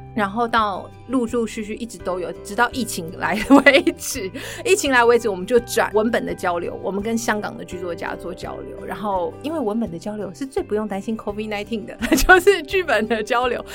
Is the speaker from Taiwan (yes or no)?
yes; Chiayi, Chiayi City, Taiwan; also born or lived in United Kingdom; 我在嘉义市长大，然后我常常在这边听音乐会